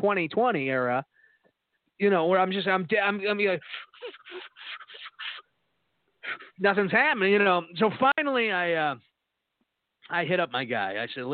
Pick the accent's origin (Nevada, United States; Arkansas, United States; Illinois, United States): Arkansas, United States; I was from Arkansas, you know what I mean?